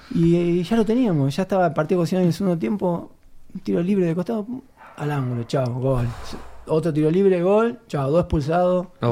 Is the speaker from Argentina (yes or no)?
yes; Buenos Aires, Argentina; yo me crié en Lugano